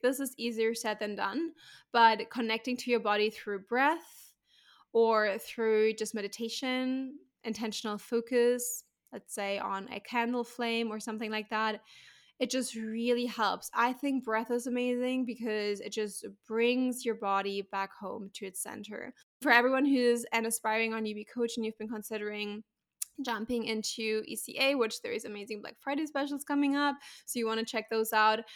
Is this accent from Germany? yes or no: yes; Germany; moved away as an adult; also born or lived in Spain / Santorini; now in Bali, Indonesia; I'm owning it as my home country.